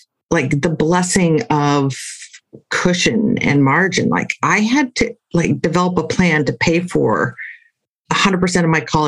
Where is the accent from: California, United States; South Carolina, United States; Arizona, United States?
California, United States; San Francisco Bay Area; I grew up here in the San Francisco Bay Area.